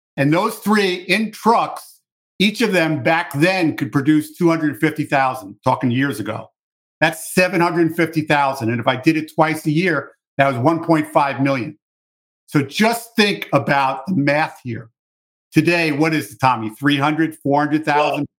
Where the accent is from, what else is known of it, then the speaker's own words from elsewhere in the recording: New York City, New York, United States; I grew up in New York City.